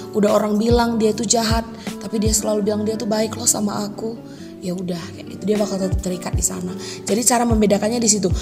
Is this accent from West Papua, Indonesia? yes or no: no; Medan, Karo, North Sumatra, Indonesia; asal aku dari Medan dan, eh, tepatnya di Tanah Karo.